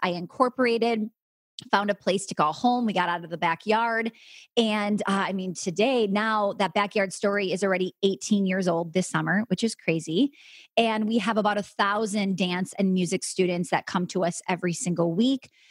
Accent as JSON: {"language": "English", "region": "Wisconsin", "country": "United States", "said": "I'm from Wisconsin"}